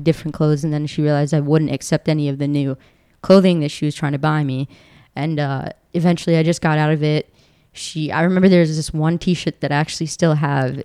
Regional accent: Baltimore, Maryland, United States; also born or lived in Delaware; I was raised in uh, in Maryland, Baltimore, Maryland

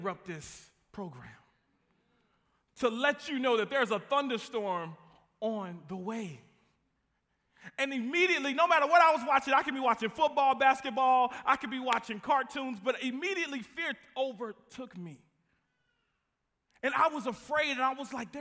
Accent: Midland, Texas, United States; moved away as an adult; now in DeSoto, Texas, United States; I am from West Texas, Midland, Odessa

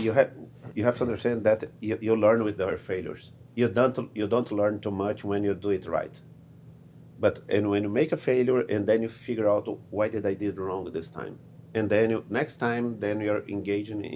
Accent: Brazil; moved away; originally I'm from Brazil, I speak Portuguese

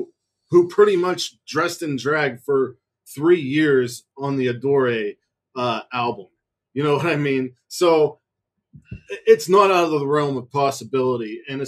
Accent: Pittsburgh, Pennsylvania, United States; I'm from Pittsburgh.

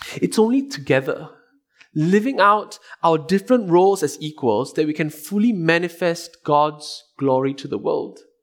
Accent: Singapore; as a Singaporean, I had to do two years of military service.

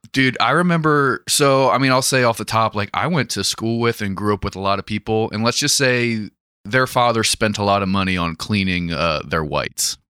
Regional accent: United States; being an American

